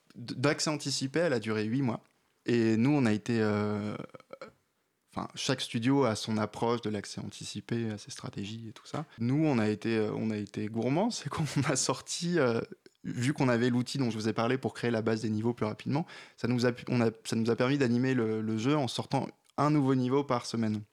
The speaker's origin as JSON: {"language": "French", "region": "the North", "country": "France", "said": "je suis du Nord"}